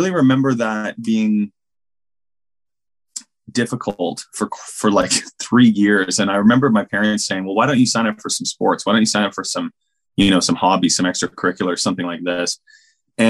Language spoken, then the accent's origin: English; Canada; I grew up in Canada in a town, you know, just outside of a small city, basically.